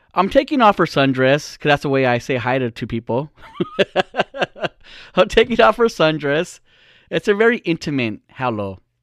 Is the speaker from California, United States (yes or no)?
yes; California, United States; we're from California. I'm a Californian